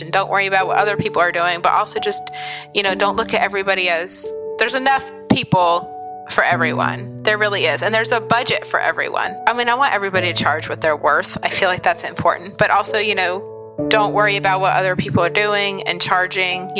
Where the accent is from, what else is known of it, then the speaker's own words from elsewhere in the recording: Pennsylvania, United States; moved away as an adult; now in West Virginia, United States; I live in West Virginia. I grew up in Pennsylvania and then went to college in West Virginia